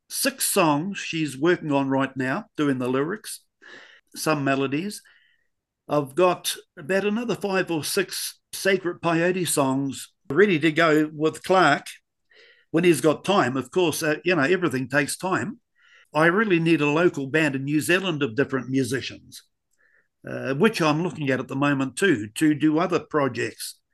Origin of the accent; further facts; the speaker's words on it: Scotland, United Kingdom; Being Scottish, there's no shortage of good drummers in Scotland.